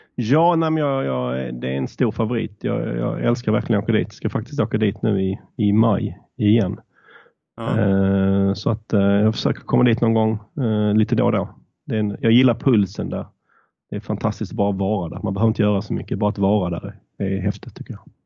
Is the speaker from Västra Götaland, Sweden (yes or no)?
no; Malmö, Skåne, Sweden; accent: southern; moved away as an adult; also born or lived in Stockholm; som ni kanske hör så kommer jag söderifrån. Jag är född och uppvuxen i Malmö men flyttade till Stockholm för att plugga